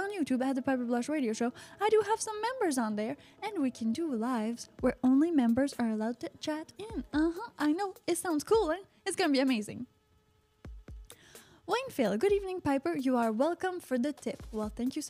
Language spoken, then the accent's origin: English; Canada; I'm from Canada.